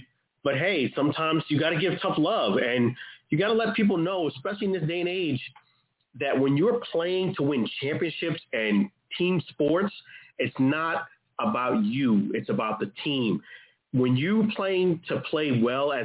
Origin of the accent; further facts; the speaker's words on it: New York, United States; being that I'm from New York, reporting now from New York, that's the product of where I've been raised from